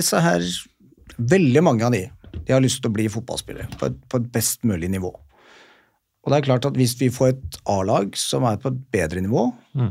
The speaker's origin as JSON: {"language": "Norwegian", "region": "Oslo", "country": "Norway", "said": "jeg kom fra Bjølsen skole"}